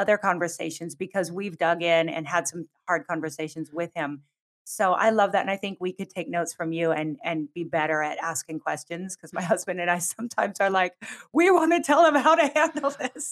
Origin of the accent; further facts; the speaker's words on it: Pacific Northwest, United States; moved away as an adult; also born or lived in Southern California; I grew up in the Pacific Northwest and went to college in Southern California